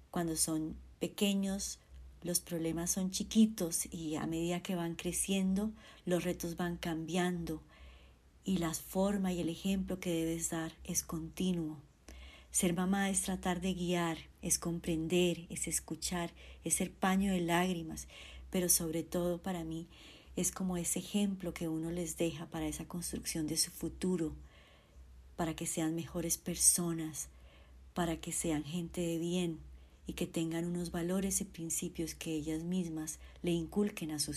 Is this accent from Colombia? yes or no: yes; Colombia; soy colombiana y tengo dos hijas.